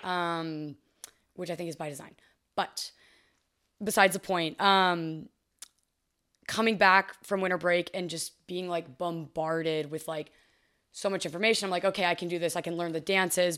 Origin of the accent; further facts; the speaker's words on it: Fort Worth, Texas, United States; moved away as an adult; now in Los Angeles, United States; I didn't love growing up in Texas